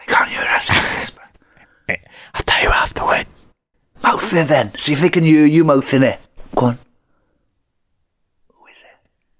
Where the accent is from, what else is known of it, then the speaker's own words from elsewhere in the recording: Welsh, Wales, United Kingdom; I'm fucking Welsh till fucking death